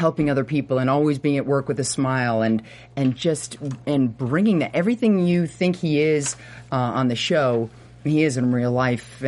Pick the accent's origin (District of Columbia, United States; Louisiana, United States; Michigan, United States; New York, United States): New York, United States; Port Washington; I grew up in Nassau, Port Washington, right outside the city